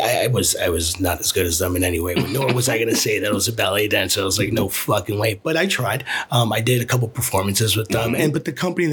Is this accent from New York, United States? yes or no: yes; New York City, New York, United States; Growing up in the Lower East Side